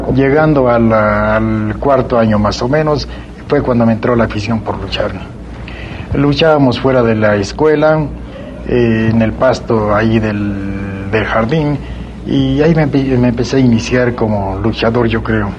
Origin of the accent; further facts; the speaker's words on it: Mexico City, Mexico; nací cerca de la Ciudad de México. Soy, pues me considero aquí de la capital porque cuando llegué a México tenía aproximadamente